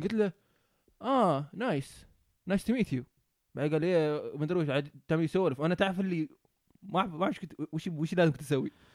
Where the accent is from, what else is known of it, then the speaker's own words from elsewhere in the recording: Oman; moved away as an adult; now in New Zealand; إحنا من عمان